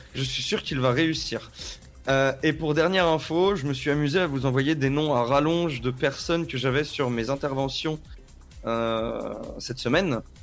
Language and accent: French; Paris, Île-de-France, France; je suis né à Paris